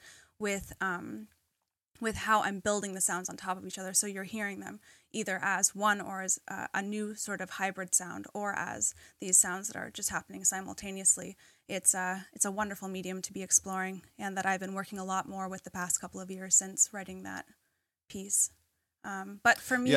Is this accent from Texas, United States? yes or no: no; Jaffrey, New Hampshire, United States; my hometown in Jaffrey, New Hampshire